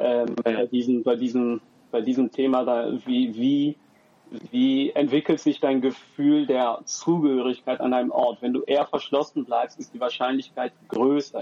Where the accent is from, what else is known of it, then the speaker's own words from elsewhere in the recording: Bonn, North Rhine-Westphalia, Germany; ich bin hier aufgewachsen in Bonn